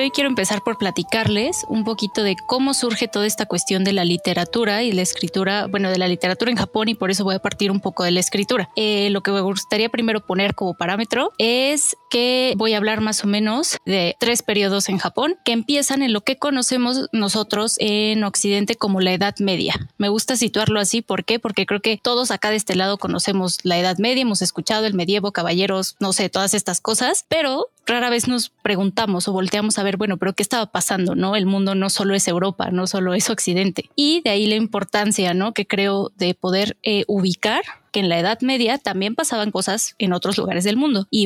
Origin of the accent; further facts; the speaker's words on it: Mexico; soy de México y soy estudiante de Japanese for Dummies.